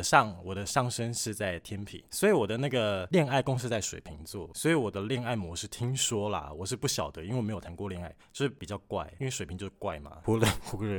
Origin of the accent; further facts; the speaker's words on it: Kaohsiung, Taiwan; moved away; 我老家在高雄。